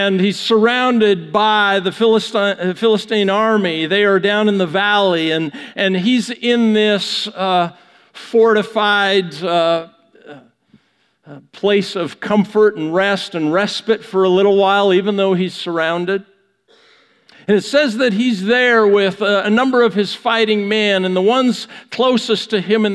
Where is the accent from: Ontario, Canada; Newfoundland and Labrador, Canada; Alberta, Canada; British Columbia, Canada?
British Columbia, Canada; Vancouver; I'm from Western Canada, from Vancouver